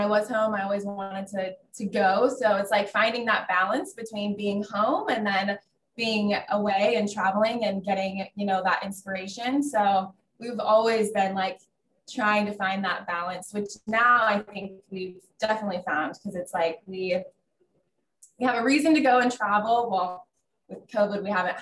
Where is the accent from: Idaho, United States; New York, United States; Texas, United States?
Idaho, United States; Coeur d'Alene